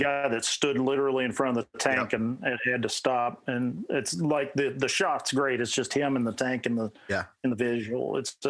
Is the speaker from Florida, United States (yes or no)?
no; West Virginia, United States; I'm from West Virginia.